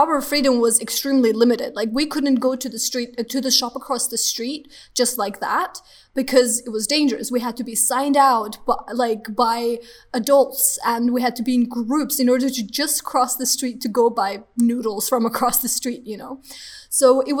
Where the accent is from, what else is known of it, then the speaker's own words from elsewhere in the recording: Armenia; I'm from Armenia